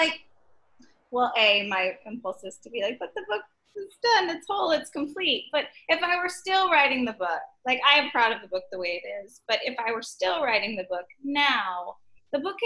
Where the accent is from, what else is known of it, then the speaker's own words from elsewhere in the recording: Dallas, Texas, United States; now in New York, United States; I'm from Dallas